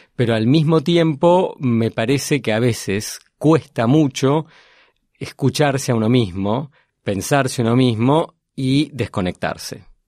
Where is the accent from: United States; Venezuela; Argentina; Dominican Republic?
Argentina; soy argentino, enseño en Northwestern University